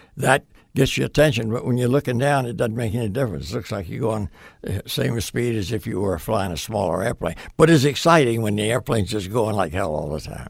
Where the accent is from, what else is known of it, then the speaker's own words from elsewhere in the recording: Portsmouth, Virginia, United States; moved away as an adult; I grew up in Virginia.